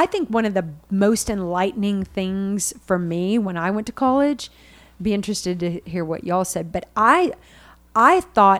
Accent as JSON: {"language": "English", "town": "Richardson", "region": "Texas", "country": "United States", "tie": "born or raised there", "said": "I grew up in Richardson"}